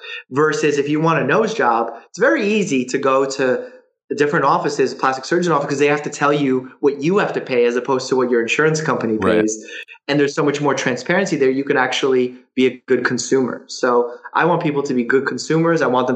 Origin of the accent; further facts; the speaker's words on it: Russia; Because I came from Russia where we escaped that kind of thinking, where you're forced to give labor to someone else and you can't change your job and you can't rise amongst the ranks.